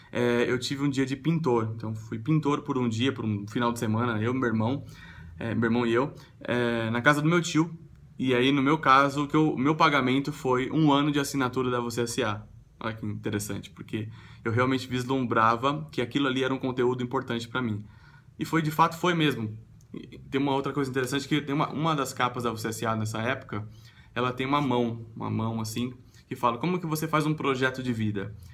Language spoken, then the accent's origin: Portuguese; Sorocaba, São Paulo, Brazil; eu nasci em São Paulo e mudei para Sorocaba, que é uma cidade no interior de São Paulo.